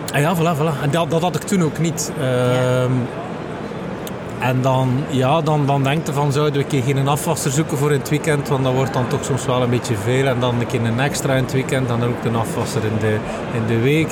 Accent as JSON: {"language": "Dutch", "town": "Aalter", "region": "Flanders", "country": "Belgium", "said": "ik ben afkomstig van Aalter"}